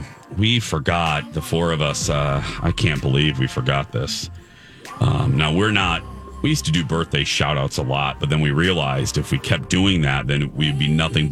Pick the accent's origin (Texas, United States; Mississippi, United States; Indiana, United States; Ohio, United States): Indiana, United States; Michigan City; in Michigan City, Indiana, in my hometown.